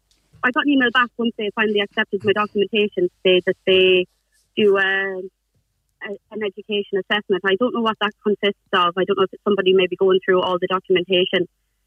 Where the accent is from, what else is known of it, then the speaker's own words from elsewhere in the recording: Sligo, Connacht, Ireland; moved away as an adult; also born or lived in Scotland; I'm from Sligo and I went to study nursing in Scotland